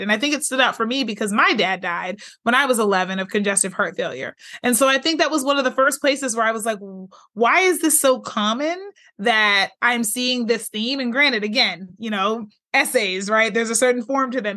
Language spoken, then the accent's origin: English; Pittsburgh, Pennsylvania, United States; moved away as an adult; also born or lived in Michigan; now in California, United States; I'm originally from Pittsburgh, Pennsylvania